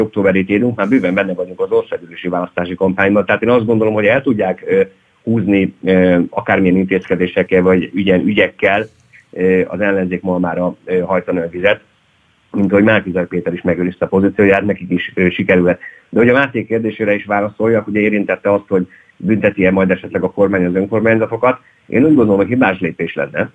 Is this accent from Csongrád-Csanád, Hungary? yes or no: yes; Hódmezővásárhely, Csongrád-Csanád, Hungary; én hódmezővásárhelyi vagyok